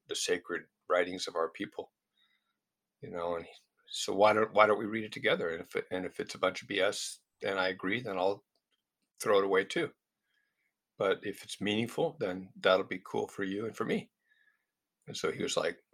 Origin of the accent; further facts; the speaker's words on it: United States; being a Westerner, being an American